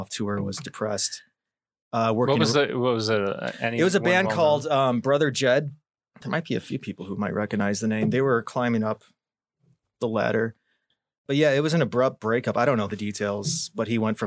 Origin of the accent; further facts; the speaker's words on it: Kankakee, Illinois, United States; also born or lived in Momence; I was born in Kankakee. I lived in Moni, I think about 7 years, and ended up back here.